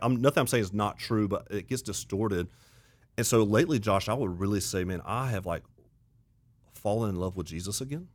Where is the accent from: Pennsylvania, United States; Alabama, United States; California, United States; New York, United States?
Alabama, United States; Auburn; now in South Carolina, United States; I grew up in the South, grew up in Auburn, Alabama